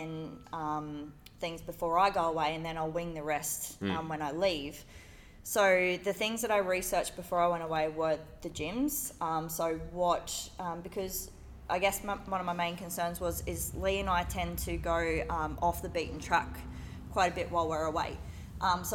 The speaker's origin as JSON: {"language": "English", "country": "Australia", "said": "I am a PT from Australia"}